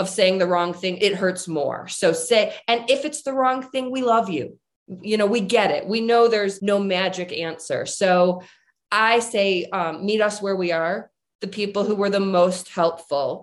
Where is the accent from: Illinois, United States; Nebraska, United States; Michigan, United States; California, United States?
Michigan, United States; moved away as an adult; now in Colorado, United States; I'm originally from Michigan, and I moved to Colorado to be with Jim